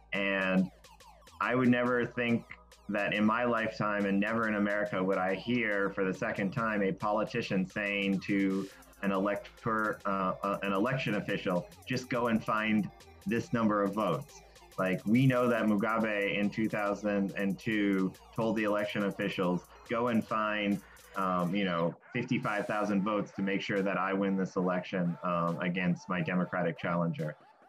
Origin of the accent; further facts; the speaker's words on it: Western US, United States; I grew up on Indian reservations all across the Western U.S.